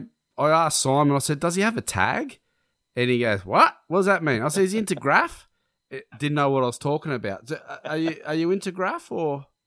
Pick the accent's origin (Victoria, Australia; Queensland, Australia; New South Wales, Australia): New South Wales, Australia; Cabramatta; definitely where we grew up in Cabramatta